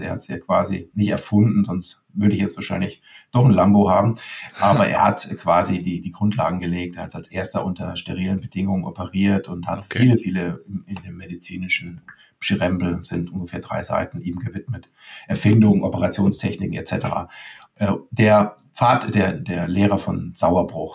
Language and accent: German; Leimen, Baden-Württemberg, Germany; Ich komme aus Leim, bin mit Boris Becker quasi door-to-door -door aufgewachsen